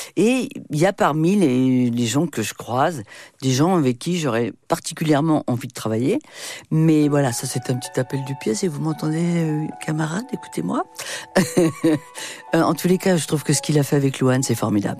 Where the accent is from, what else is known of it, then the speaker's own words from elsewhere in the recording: France; moved away; also born or lived in New York, United States; quand on est français